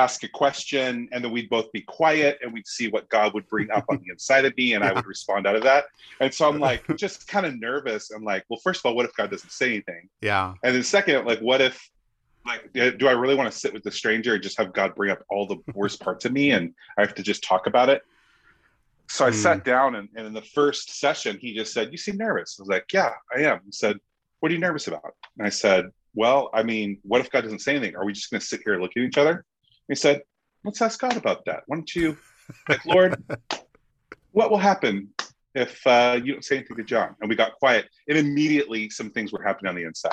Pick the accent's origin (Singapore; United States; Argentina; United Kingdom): United States; I'm American.